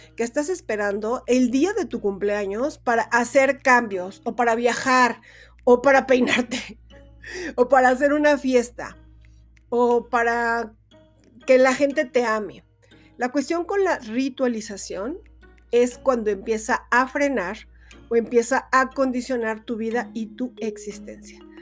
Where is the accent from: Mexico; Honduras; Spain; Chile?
Mexico; es lo que más conocemos como mexicanos